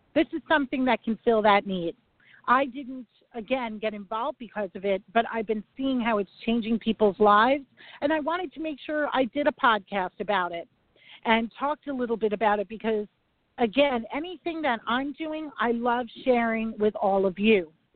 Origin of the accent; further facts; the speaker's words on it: New York, United States; I'm a New Yorker